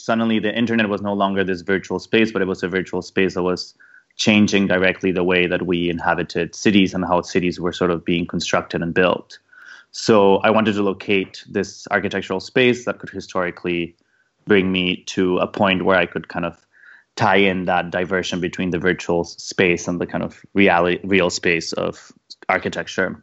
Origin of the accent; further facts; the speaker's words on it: Mexico; moved away; also born or lived in London; I grew up in Mexico in a in a in a very car, car culture, car centric sort of developed weird exported idea of what an American suburb was